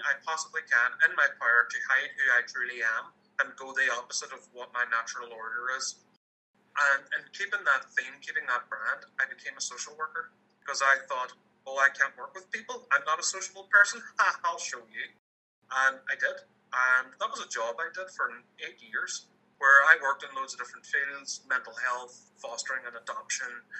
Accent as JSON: {"language": "English", "country": "Ireland", "tie": "born or raised there", "said": "I grew up in Irish, Catholic, moderately conservative Ireland back in the mid-90s."}